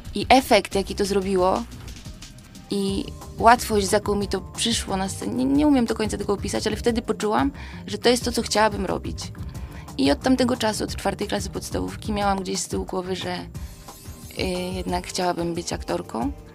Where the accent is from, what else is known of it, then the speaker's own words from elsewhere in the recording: Włocławek, Kuyavian-Pomeranian Voivodeship, Poland; now in Tarnów, Poland; pochodzę z Włocławka